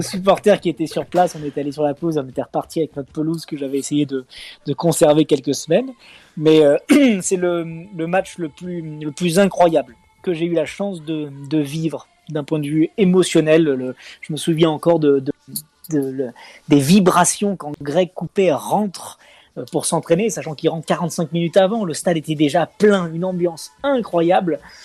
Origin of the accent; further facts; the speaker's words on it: Lyon, Auvergne-Rhône-Alpes, France; je suis né à Lyon 8 le 21 décembre 86, hein, et, fièrement donc lyonnais de, naissance et, de cœur